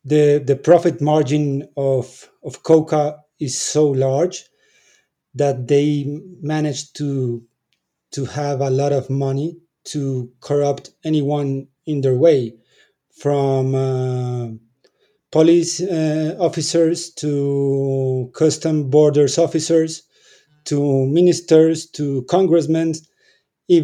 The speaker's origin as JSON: {"language": "English", "country": "Colombia", "said": "I'm from Colombia. I live in Colombia. I'm almost 40."}